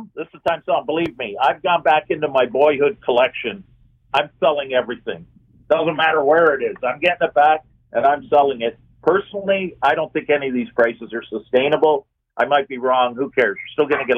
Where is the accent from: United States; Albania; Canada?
Canada; Hamilton, Ontario; moved away; I'm from Hamilton originally